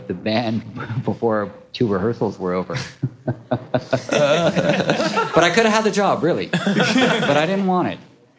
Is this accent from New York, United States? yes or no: yes; Manhattan, New York, United States; now in Brooklyn, United States; I grew up in Manhattan, and I was like, Brooklyn, are you fucking kidding me? No way.